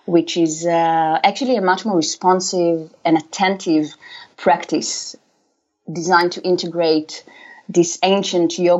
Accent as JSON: {"language": "English", "country": "Israel", "tie": "born or raised there", "moved": "as an adult", "lives_now": "Amsterdam, Netherlands", "said": "I was born in Israel"}